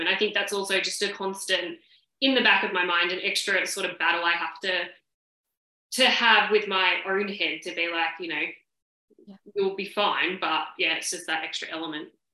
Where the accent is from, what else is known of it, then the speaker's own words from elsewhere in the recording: Sydney, New South Wales, Australia; now in Victoria, Australia; obviously I live in Victoria, but I'm originally from Sydney and all my family are there.